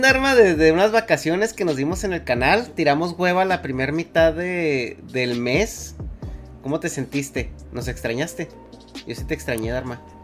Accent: Mexico; yo de México

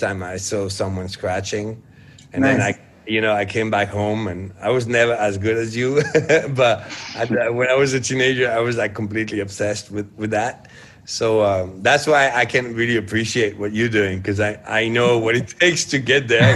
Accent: France

